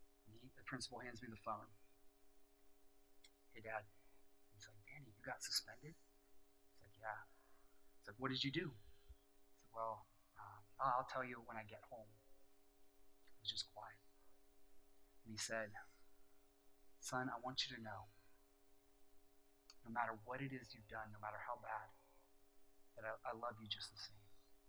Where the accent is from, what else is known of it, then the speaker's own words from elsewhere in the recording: Japan; but we grew up in Japan, and we are in a country where there's no Christians, literally.